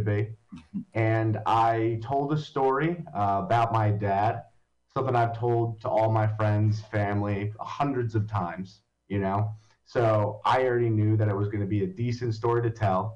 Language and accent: English; Long Valley, New Jersey, United States; born or raised there; now in Hoboken, United States